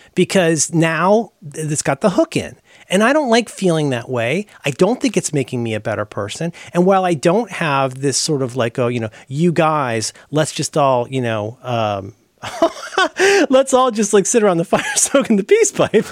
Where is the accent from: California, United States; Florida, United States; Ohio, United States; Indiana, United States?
Ohio, United States; growing up in Ohio